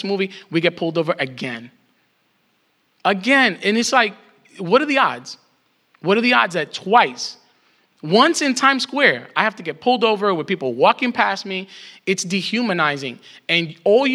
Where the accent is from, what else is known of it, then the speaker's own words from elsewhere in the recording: New York, United States; as a New Yorker